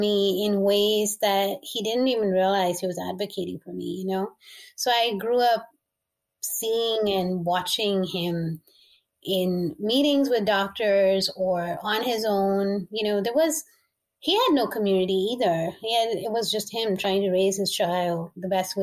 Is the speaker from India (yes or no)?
no; Dubai, United Arab Emirates; I was born and raised in the Middle East in Dubai.